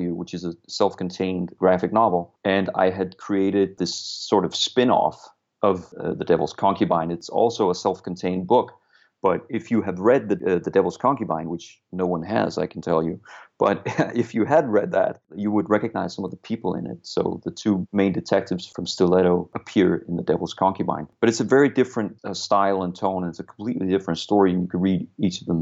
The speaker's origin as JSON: {"language": "English", "town": "Copenhagen", "region": "Capital Region of Denmark", "country": "Denmark", "second_language": "English", "said": "I'm from Copenhagen, Denmark"}